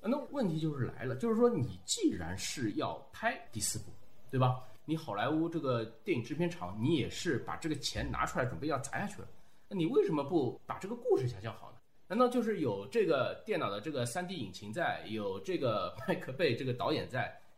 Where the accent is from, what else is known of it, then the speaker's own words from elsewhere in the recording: China; 我们中国人